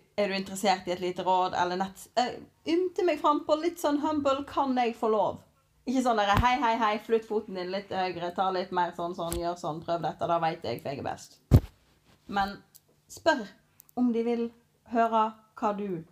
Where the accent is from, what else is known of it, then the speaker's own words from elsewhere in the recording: Norway; vi er jo nordmenn i vår kultur